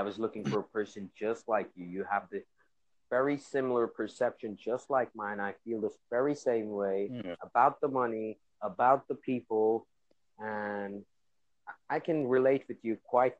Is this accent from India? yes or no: yes; India; English is a second language; Yeah, I'm from India.